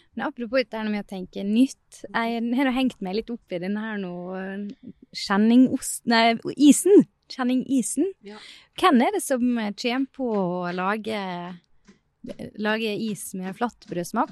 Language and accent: Norwegian; Sunnmøre, near Geiranger, Møre og Romsdal, Norway; moved away; also born or lived in Trøndelag; for meg som sunnmøring har vokst opp ganske nært eh, Geiranger.